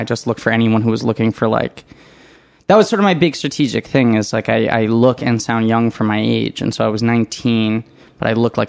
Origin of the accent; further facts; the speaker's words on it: New York City, New York, United States; I grew up in New York City, yeah.